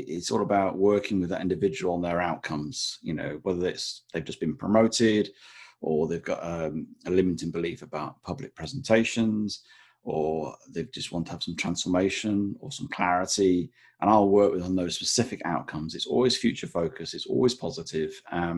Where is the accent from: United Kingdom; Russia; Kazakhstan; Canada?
United Kingdom; Blackpool, North West England; now in England; Not that I'm ashamed of it, but I'm from the north. I'm from Blackpool. And now I live on the south coast, where it's about 3 or 4 degrees warmer. And I've managed to lose my accent along the way.